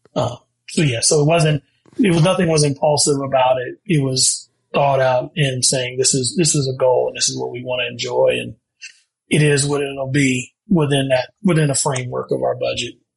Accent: Ohio, United States; moved away; we're from Ohio and they have basements there. And he bought a home uh, when I was still in high school

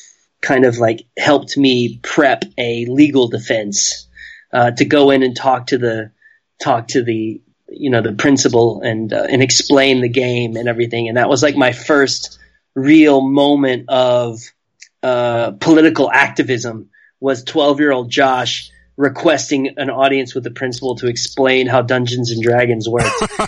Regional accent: Corpus Christi, Texas, United States; when I was young in the late 70s, was in my hometown of Corpus Christi

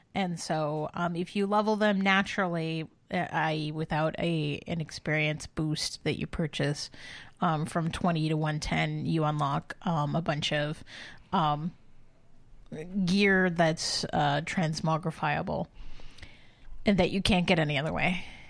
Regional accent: Canada; as a Canadian and an honorary Canadian

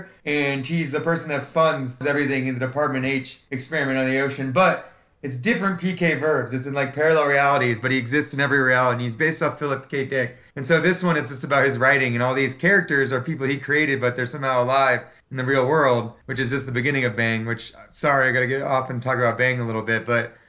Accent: California, United States; now in Nevada, United States; I am from California originally. I live in Nevada now.

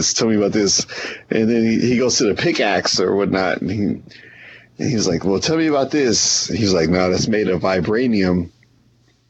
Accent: Oakland, California, United States; I'm from Oakland, California.

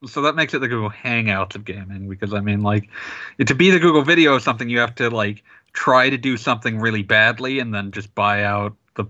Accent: Oregon, United States; I grew up in Oregon.

